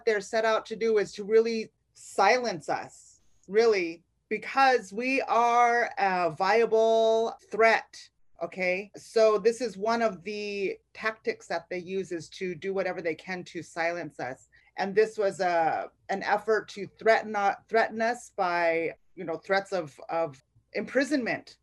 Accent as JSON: {"language": "English", "town": "Rosebud", "region": "South Dakota", "country": "United States", "also_born_or_lived": "South Louisiana", "moved": "as an adult", "lives_now": "Louisiana, United States", "said": "I'm from Rosebud, South Dakota, originally"}